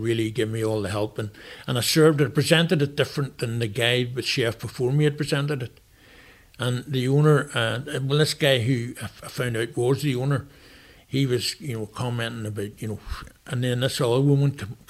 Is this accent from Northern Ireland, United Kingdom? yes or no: yes; Downpatrick, Northern Ireland, United Kingdom; I'm originally from Downpatrick, Ardmeen Green. So, in Downpatrick, so I'm a townie